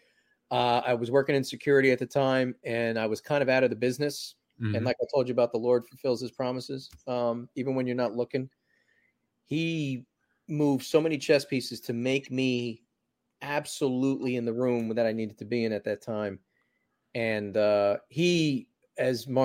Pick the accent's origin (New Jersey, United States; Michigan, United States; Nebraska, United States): New Jersey, United States; also born or lived in New York / California; now in Los Angeles, United States; I was born in Jersey